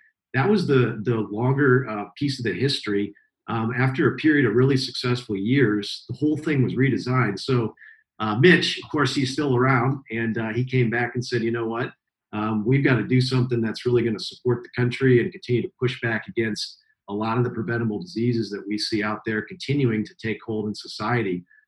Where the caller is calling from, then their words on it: San Francisco, California, United States; And I'm calling in from San Francisco, a little bit cooler usually than Texas